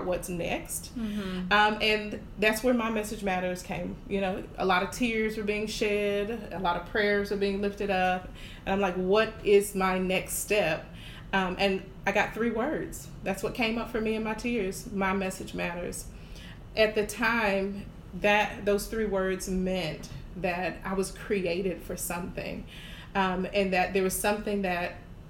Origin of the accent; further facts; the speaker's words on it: Jacksonville, Florida, United States; moved away as an adult; now in Houston, United States; I'm from Jacksonville, Florida, born and raised, and I moved to Houston in 2016